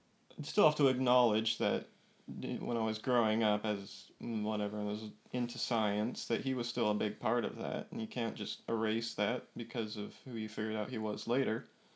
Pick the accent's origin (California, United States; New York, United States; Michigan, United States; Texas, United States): California, United States; also born or lived in Boston; now in Florida, United States; I was originally from California and moved down to Florida and had a 2-year jaunt to Boston, and we realized it was too cold and came back down here, Florida.